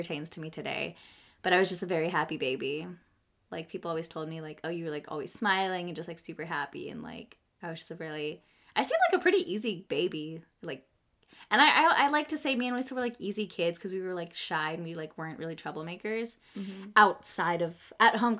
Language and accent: English; Ypsilanti, Michigan, United States; moved away; I was born close by at Ypsilanti